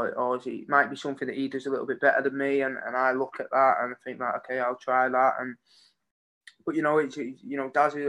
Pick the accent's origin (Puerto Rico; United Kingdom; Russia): United Kingdom; Warrington, North West England; I've played for my hometown, I've represented my hometown